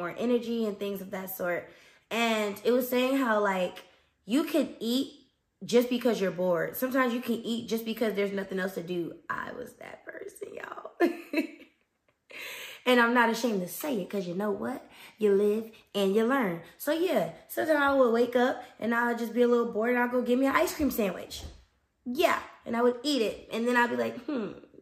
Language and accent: English; Newark, New Jersey, United States; moved away; So I'm from New Jersey, Brick City, North New Jersey.